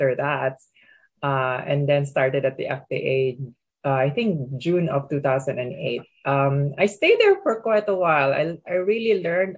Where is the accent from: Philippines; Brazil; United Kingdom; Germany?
Philippines; moved away as an adult; also born or lived in Pittsburgh; I come from the Philippines originally